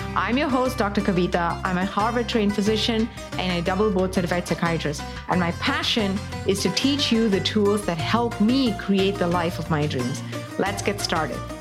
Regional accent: southern India, India; moved away; growing up in Southern India back in the seventies and eighties

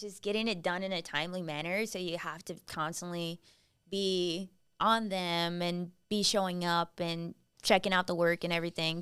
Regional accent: Kingsville, Texas, United States; now in San Antonio, United States; I grew up in Kingsville, Texas

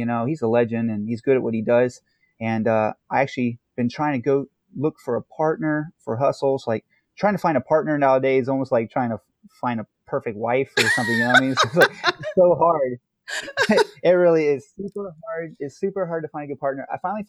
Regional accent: New York, United States; now in California, United States; when I came out to California from New York, I actually got mocked by some of the ballroom people out here

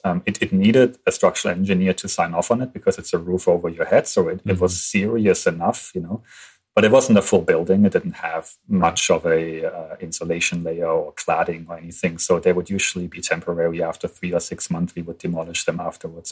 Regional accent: Germany; moved away as an adult; I'm from Germany. I studied in German in Germany

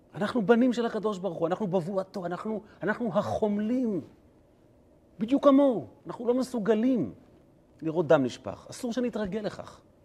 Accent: Kfar Chabad, Central District, Israel; אני גדלתי בבית כנסת, אה, חב"ד, אה, נוסח, אה, חלב. יש בכפר חב"ד כזה

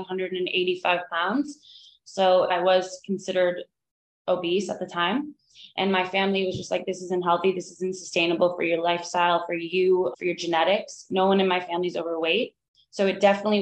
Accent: Miami, Florida, United States; moved away as an adult; now in Asheville, United States; I grew up in Miami

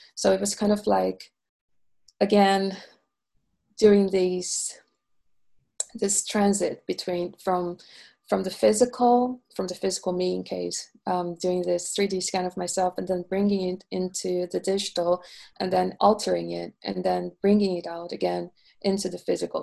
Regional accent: Rio de Janeiro, Brazil; moved away as an adult; now in London, United Kingdom; I am originally from Rio de Janeiro, Brazil.

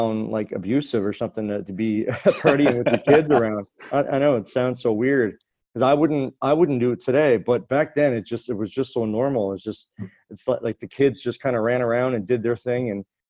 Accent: West Bay Centre, Newfoundland and Labrador, Canada; I grew up in a small town, actually just across the bay from where I live right now, in another small town in Newfoundland, Western Newfoundland, called West Bay Center.

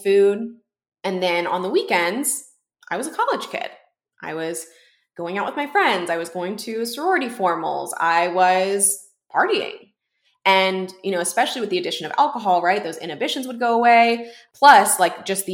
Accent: Houston, Texas, United States; I was working at a bookstore in my hometown in Houston

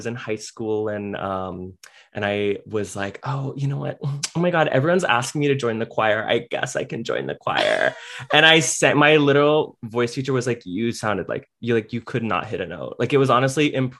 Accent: Cincinnati, Ohio, United States; moved away; also born or lived in Nashville; I grew up in Cincinnati, Ohio, not too far, just a little up north.

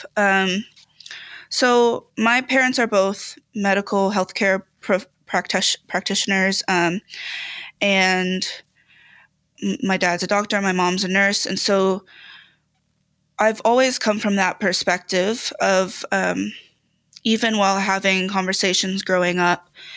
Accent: United States; full American

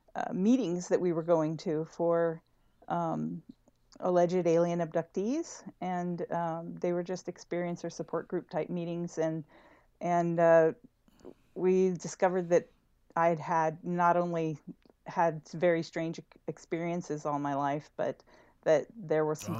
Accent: El Paso, Texas, United States; moved away; I'm from El Paso, Texas originally

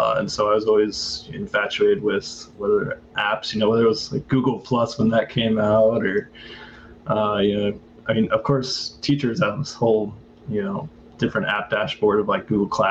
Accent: St. Louis, Missouri, United States; moved away as an adult; now in Taipei, Taiwan; I'm from St. Louis, but I'm now in Taipei, Taiwan.

